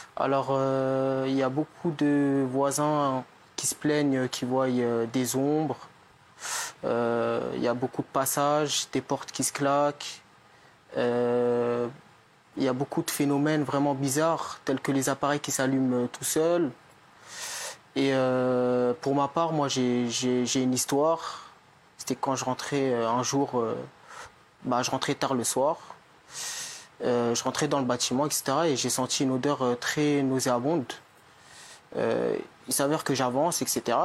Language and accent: French; Fontenay, France; je suis né à Fontenay, c'est-à-dire que je suis là depuis 20 ans